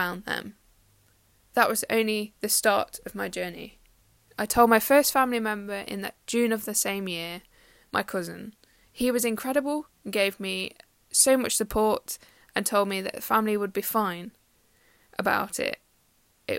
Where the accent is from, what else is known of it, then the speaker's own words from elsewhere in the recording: Derby, East Midlands, United Kingdom; I'm 24 and I'm from Derby in the UK